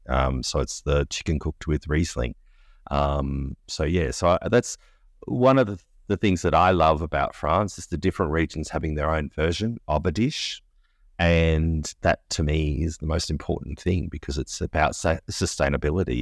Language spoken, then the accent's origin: English; Australia; as an Australian, we were so excited to go to Brisbane for World Expo eighty-eight